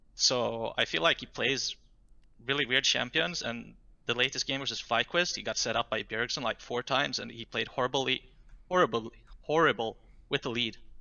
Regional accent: Jönköping, Jönköping County, Sweden; That's my hometown.

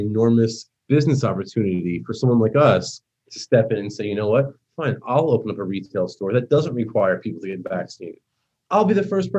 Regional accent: New Jersey, United States; accent: New York; moved away as an adult; now in Florida, United States; Jersey. I grew up like 5 minutes outside Manhattan. And I lived there my whole life.

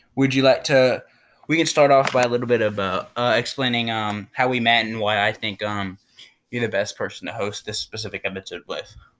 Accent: United States; as an American, and obviously we both are born and raised here.

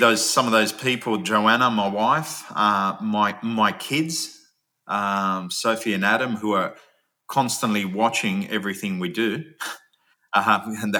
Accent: Australia; also born or lived in Switzerland; I came to Australia when I was 8 years old

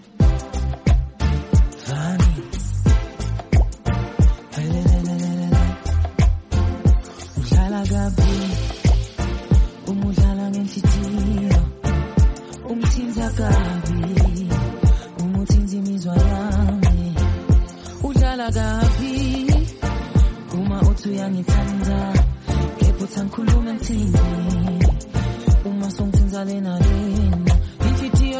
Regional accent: Zambia; moved away; back in my hometown, I mean in my country, Zambia

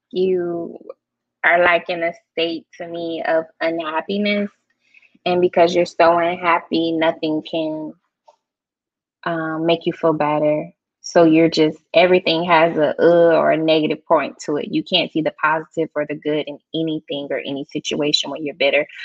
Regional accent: Georgia, United States; I'm not from Kentucky. So mm-hmm. Yeah, I'm a Georgia peach

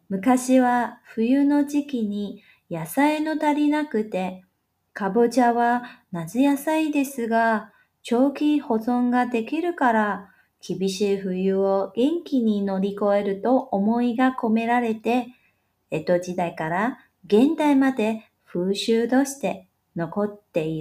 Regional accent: Taiwan; 就在明天喽，我们台湾人都会来碗汤圆庆祝平安长了一岁。

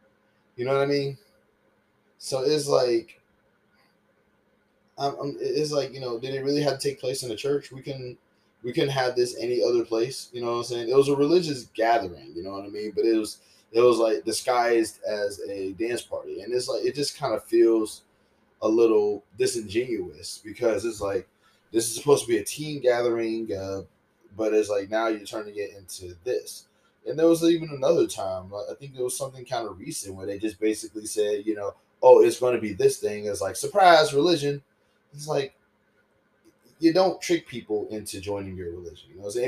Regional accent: the South, United States; growing up in the South, like, I remember one time there was this dance.

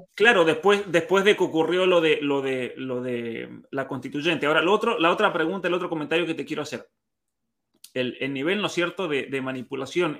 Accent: Argentina; nosotros los que somos de San Juan, de Mendoza

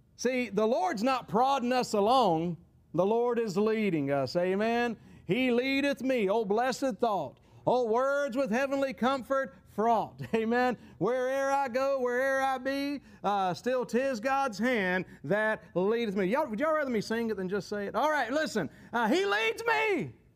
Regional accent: United States; our perspective as, as, as American Christians

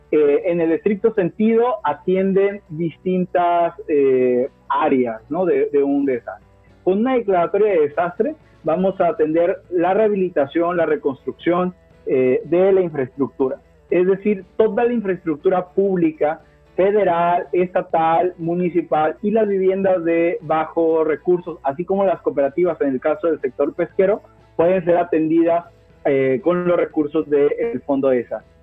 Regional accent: Colima, Mexico; desde la ciudad de Colima, donde me encuentro, mi ciudad natal

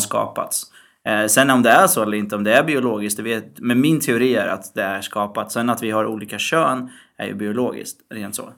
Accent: Syria; Jag är ju mm. från Syrien

